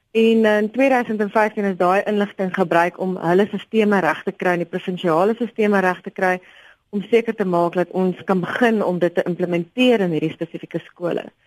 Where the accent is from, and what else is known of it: South Africa